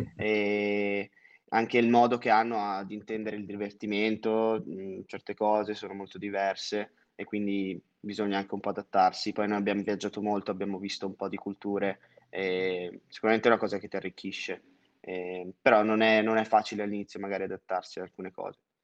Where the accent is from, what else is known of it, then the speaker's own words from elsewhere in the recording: Monza, Lombardy, Italy; moved away as an adult; also born or lived in France / Singapore / London; ho 23 anni, vengo originariamente da Monza.